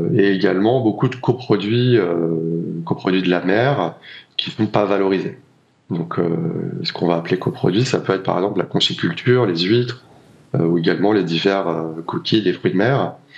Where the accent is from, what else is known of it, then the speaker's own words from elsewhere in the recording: La Rochelle, Nouvelle-Aquitaine, France; j'ai grandi au bord de l'océan, j'ai grandi à La Rochelle